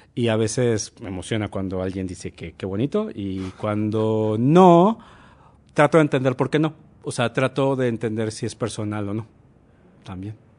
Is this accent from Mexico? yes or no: yes; Monterrey, Nuevo León, Mexico; moved away as an adult; now in Mexico City, Mexico; yo también soy de Monterrey